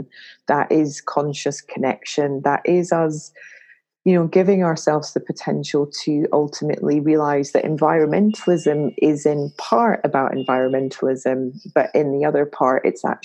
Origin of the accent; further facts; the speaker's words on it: Glasgow, Scotland, United Kingdom; I'm a Glaswegian from Scotland